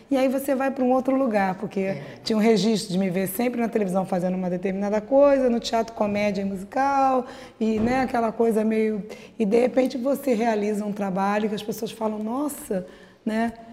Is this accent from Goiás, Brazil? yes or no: no; Rio de Janeiro, Brazil; born there; a gente, eu nasci ali no Leblon e tal